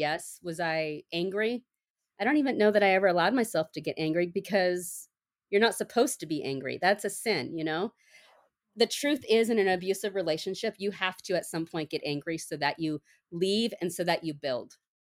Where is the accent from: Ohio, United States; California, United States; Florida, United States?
California, United States; San Diego; moved away as an adult; also born or lived in Minnesota / Portland; now I am from San Diego, we moved back to San Diego